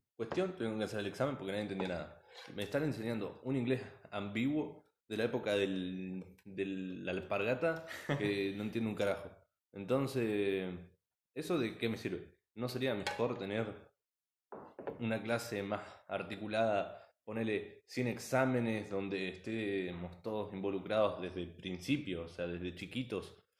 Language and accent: Spanish; Argentina; also born or lived in Las Flores, Buenos Aires; somos, primero que nada somos de Argentina